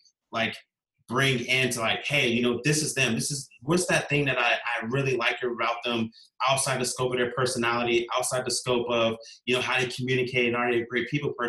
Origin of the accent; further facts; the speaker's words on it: Virginia Beach, Virginia, United States; I grew up in Virginia Beach, Virginia, here in the United States